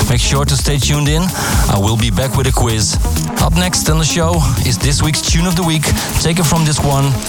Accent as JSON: {"language": "English", "town": "Amsterdam", "region": "North Holland", "country": "Netherlands", "tie": "born or raised there", "said": "Amsterdam because it's one of the best dance capitals of the world, and of course, it's my hometown."}